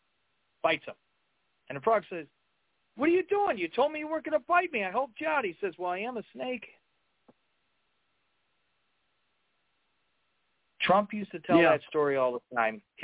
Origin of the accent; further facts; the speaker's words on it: Chicago, Illinois, United States; I'm from Chicago